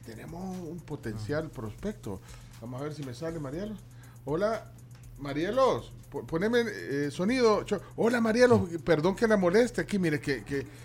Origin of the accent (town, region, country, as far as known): El Salvador